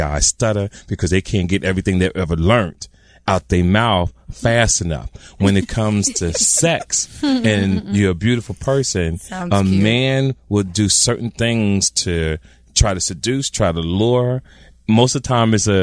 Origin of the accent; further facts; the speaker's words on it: Jersey City, New Jersey, United States; I grew up in Jersey City